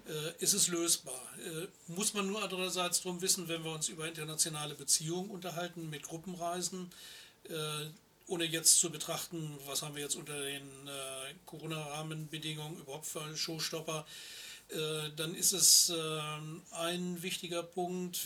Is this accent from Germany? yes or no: yes; Germany; als Deutsche